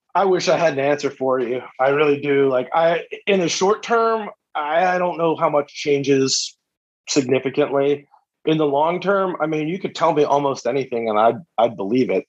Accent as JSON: {"language": "English", "town": "Philadelphia", "region": "Pennsylvania", "country": "United States", "tie": "born or raised there", "said": "I grew up in Philly"}